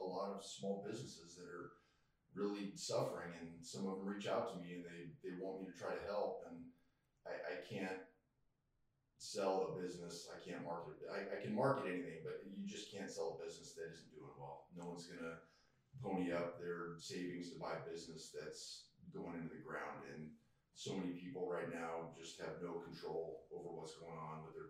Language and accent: English; Colorado, United States; moved away as an adult; also born or lived in Texas / Phoenix, Arizona; now in East Texas, United States; I was born and raised in Colorado